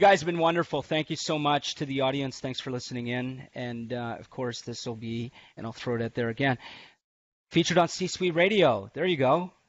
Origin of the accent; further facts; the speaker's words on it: Canada; I'm Canadian.